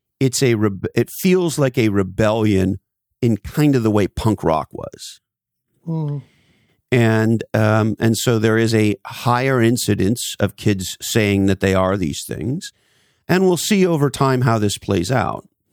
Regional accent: Montreal, Quebec, Canada; moved away as an adult; now in United States; I grew up in Montreal, Canada

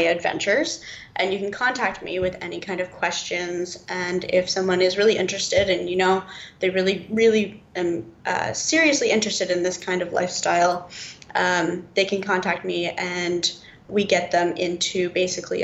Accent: Toronto, Ontario, Canada; moved away as an adult; I grew up in Toronto

